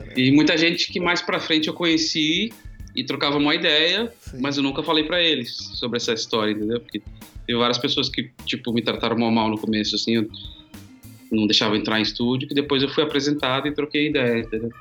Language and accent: Portuguese; São Paulo, Brazil; also born or lived in Guarujá; sou do Grajaú, Zona Sul